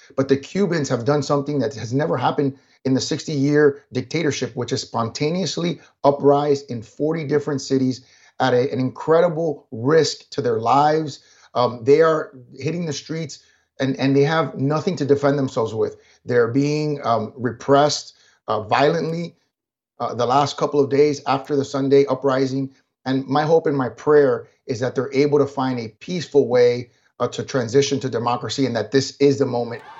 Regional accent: United States; I was born here in this country. I'm an American

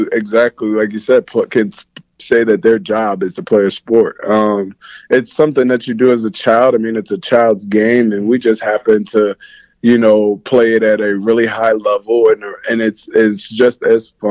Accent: New Jersey, United States; I'm a guy from New Jersey

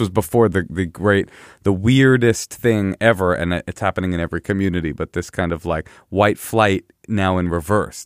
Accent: Oakland, California, United States; growing up in Oakland, the cool kids were all black.

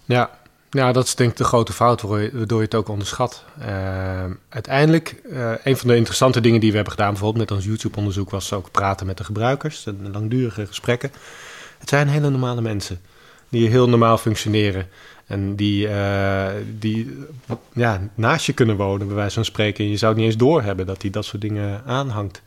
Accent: Netherlands; ik ben gewoon in Nederland geboren, ik ben bij mijn moeder opgegroeid. Dus ik voel mij Nederlands, ik praat niet eens Grieks.

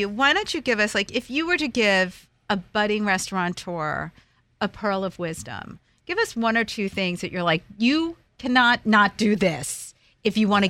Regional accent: United States; moved away; when I was growing up outside of New York City

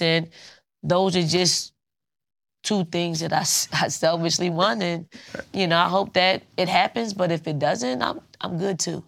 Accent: Philadelphia, Pennsylvania, United States; I'm from Philly. I'm from North Philly

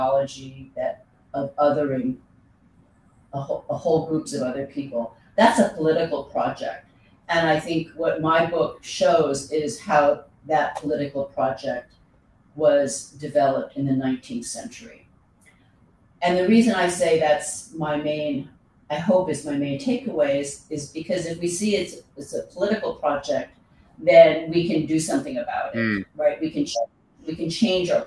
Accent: United States; I'm born in America, I'm an American citizen

